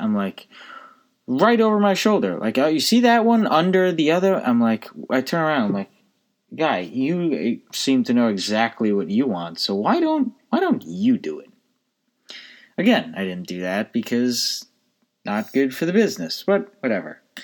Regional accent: United States

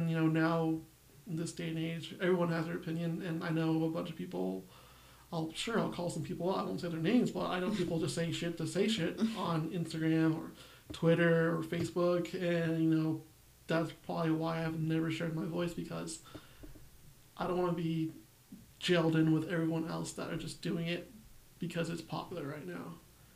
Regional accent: United States; I'm Mexican American

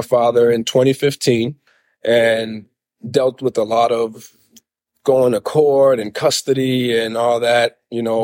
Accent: Lynn, Massachusetts, United States; my father was a chef at a restaurant called the JT Shamit growing up in Lynn

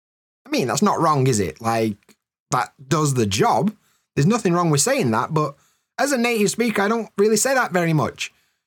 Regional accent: United Kingdom; in the north of the UK, we call it a brew.

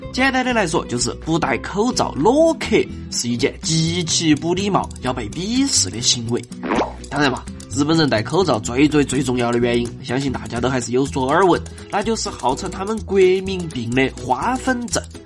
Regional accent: China; 我们中国人

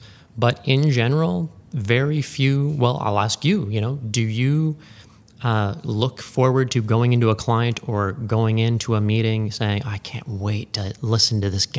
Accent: Ottawa, Ontario, Canada; I was born and raised in Ottawa, believe it or not. Growing up in Ottawa, never thought I would stay.

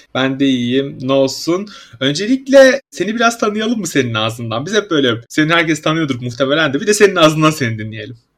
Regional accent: Samsun, Turkey; ben mesela Samsunluyum.

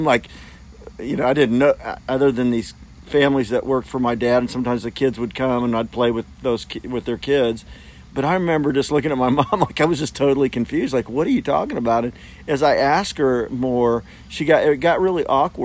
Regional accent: Fort Smith, Arkansas, United States; I grew up in Fort Smith, Arkansas, and I was probably 9-10 years old.

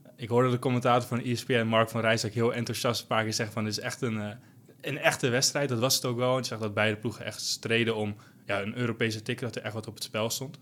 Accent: Almere, Flevoland, Netherlands; ik kom uit Almere

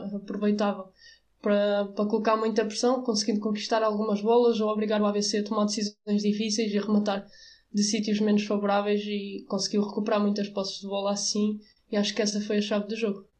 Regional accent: Avanca, Aveiro District, Portugal; eu sou de Avanca

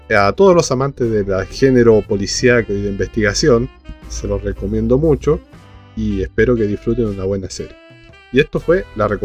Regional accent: Argentina; born there; Y nací en Argentina por culpa de la dictadura.

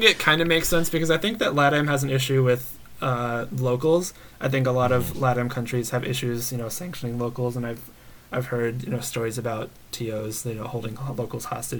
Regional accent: Florida, United States; moved away; And I'm from Florida, for those who don't know, and so it was really fun for me to be back home.

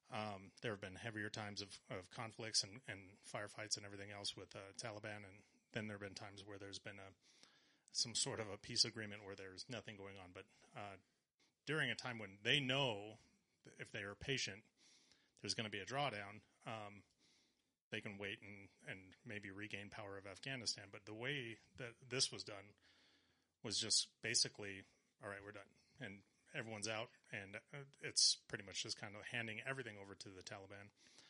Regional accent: LaSalle, United States; LaSalle, actually.

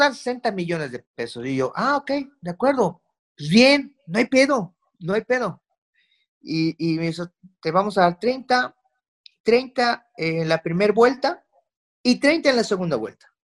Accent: Mexico; como mexicano

